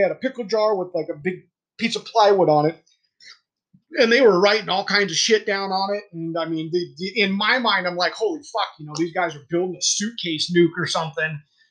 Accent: Germany; born there; I was born in Germany, so I guess that says a lot.

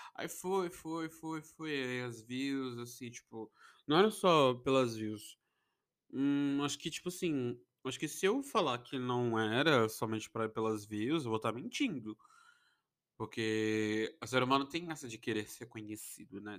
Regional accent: Brazil

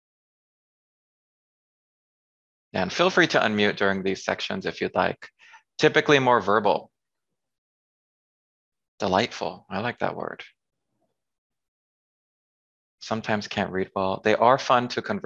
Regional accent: San Diego, California, United States; moved away as an adult; also born or lived in South Korea / France / Thailand / China; now in Washington, D.C., United States; I'm from San Diego, California. I currently live in Washington, D.C.

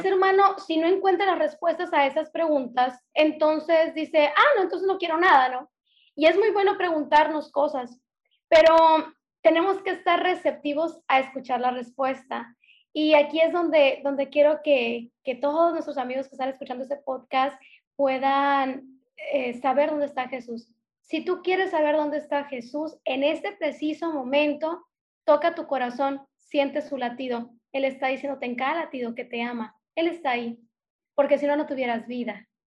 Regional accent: Hermosillo, Sonora, Mexico; accent: northern; now in Ciudad Obregón, Mexico; soy del norte de la República Mexicana, soy de Sonora nacida en Hermosillo, Sonora, y ahorita radico en Ciudad Obregón, Sonora

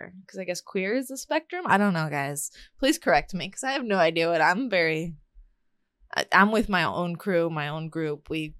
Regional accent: the South, United States; I'm from the South.

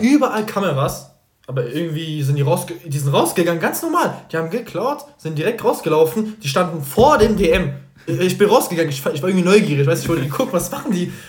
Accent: Algeria; moved away; Ich war so lange nicht mehr in Algerien. Meine Heimat.

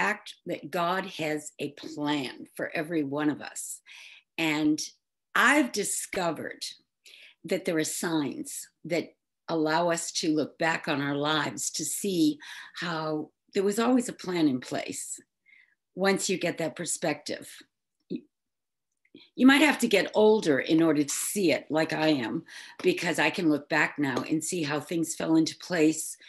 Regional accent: Westport, Massachusetts, United States; my hometown, Westport, Massachusetts

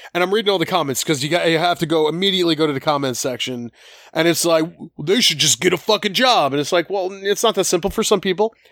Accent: Collingdale, Pennsylvania, United States; we grew up on Wayne Avenue and Collingdale

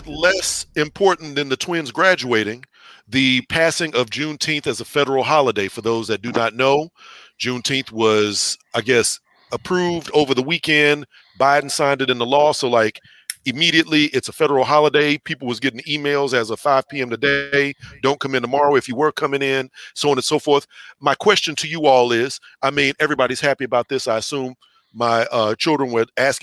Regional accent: East Texas, United States; I'm from East Texas and most of my family is from that area or my mother's side of the family.

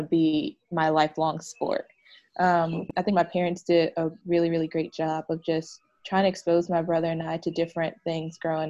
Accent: East Orange, New Jersey, United States; also born or lived in Virginia; I'm from East Orange, New Jersey. Like, growing up in New Jersey, the only time I've left is to go to school, went to Virginia

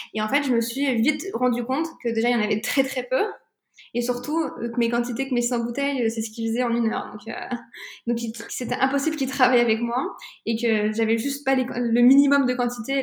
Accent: France; also born or lived in Tunisia; je suis tunisienne, je suis française

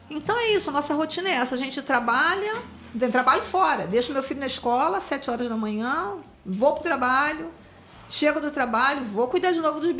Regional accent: Rio de Janeiro, Brazil; born there; Eu nasci na Vila Rosali.

